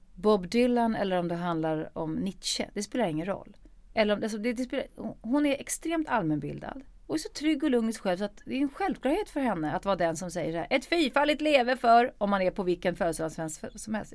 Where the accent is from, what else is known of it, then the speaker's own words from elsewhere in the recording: Stockholm, Stockholm County, Sweden; jag är född i Stockholm